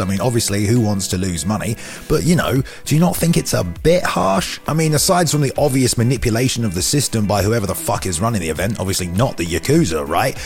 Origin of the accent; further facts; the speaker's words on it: England, United Kingdom; as an Englishman